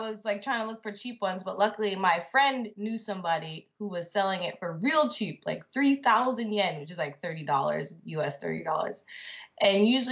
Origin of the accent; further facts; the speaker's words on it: United States; moved away as an adult; also born or lived in Grenada; now in Japan; I still don't really like my home country